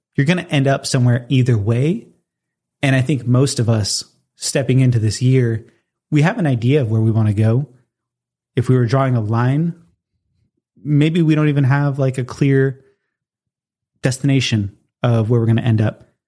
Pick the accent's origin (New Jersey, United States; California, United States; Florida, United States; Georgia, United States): California, United States; Southern; moved away; also born or lived in Colorado; move back to my hometown, which is not Los Angeles area, um, but Southern California